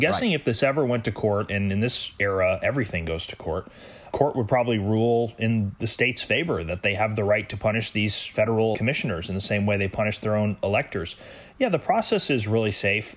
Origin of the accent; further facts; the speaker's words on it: United States; as an American